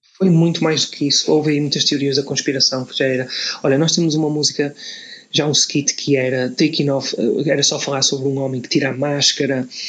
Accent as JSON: {"language": "Portuguese", "country": "Portugal", "said": "sendo português"}